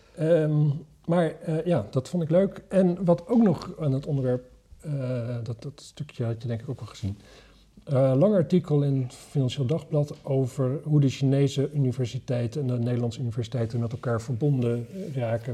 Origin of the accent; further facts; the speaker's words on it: Wapserveen, Drenthe, Netherlands; waar ik vandaan kom, Wapserveen